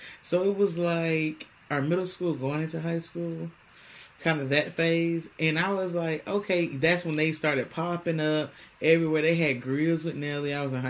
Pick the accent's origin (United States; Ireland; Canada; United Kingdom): United States; Houston, Texas; I'm from Houston, Texas.